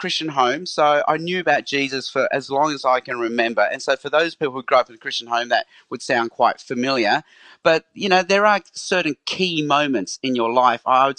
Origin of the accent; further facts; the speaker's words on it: Australia; also born or lived in Hong Kong; So I was born in Hong Kong, but as a baby, my parents moved to Australia. So I grew up in Australia.